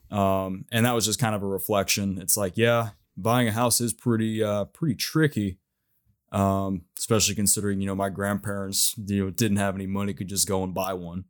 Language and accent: English; Knoxville, Tennessee, United States; my hometown here